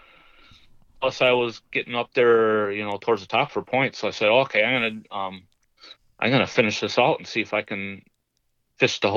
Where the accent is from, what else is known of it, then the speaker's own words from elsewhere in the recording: Minnesota, United States; I'm from Minnesota